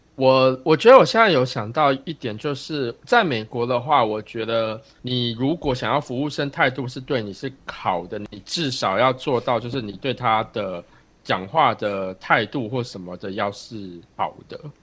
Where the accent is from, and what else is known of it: Taiwan; now in United States